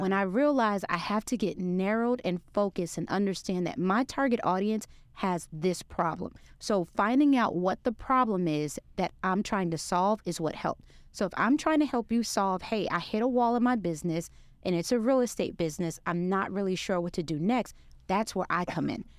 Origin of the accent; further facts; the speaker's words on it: New York City, New York, United States; moved away as an adult; now in Texas, United States; I'm a New Yorker from Brooklyn, New York